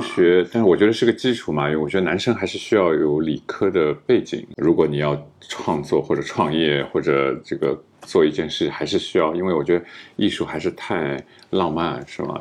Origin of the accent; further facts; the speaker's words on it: Shanghai, China; 但是我就上海人嘛，然后我就特别不想离开上海